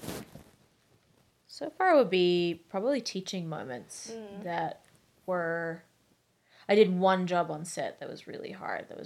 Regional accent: Australia; moved away as an adult; also born or lived in Saudi Arabia; now in Vancouver, Canada; I was born in Saudi Arabia. Mm-hmm. I grew up in Australia, studied in Australia, and grew up in Saudi for a little while, and then moved to Canada in 2018.

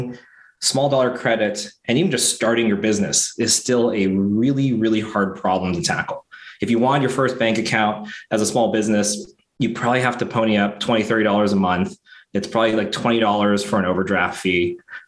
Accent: San Diego, California, United States; I grew up, born, raised in San Diego

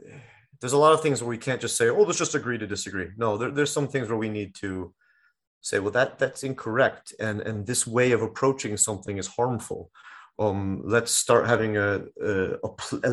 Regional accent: United States; moved away; I'm from the States

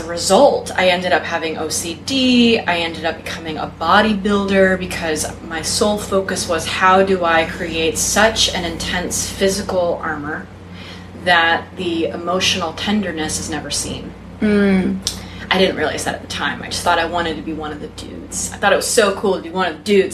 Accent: Texas, United States; was raised in the South, I was raised in Texas

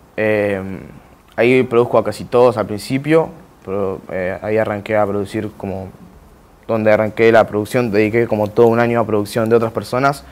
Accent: Santos Lugares, Buenos Aires Province, Argentina; Nací en Santos Lugares, 3 de febrero

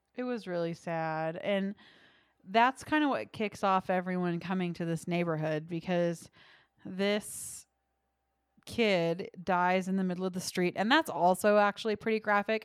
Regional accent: United States; we are American

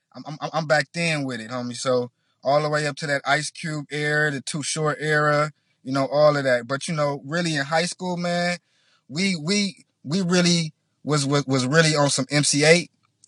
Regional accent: Inglewood, California, United States; I'm from Inglewood. I've been putting out music in Inglewood, man, since like 2001.

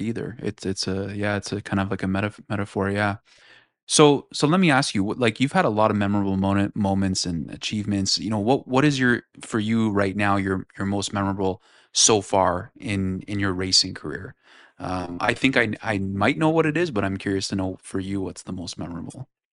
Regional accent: Toronto / Markham, Ontario, Canada; we're both from Toronto and Markham

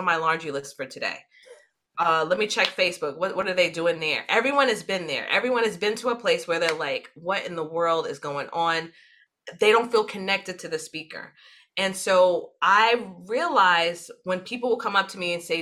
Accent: New York City, New York, United States; when you are born and raised in New York City, no other place exists but New York City

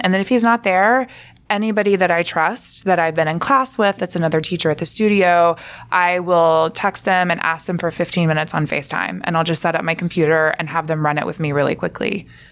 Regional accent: Alabama, United States; moved away; I'm from Alabama

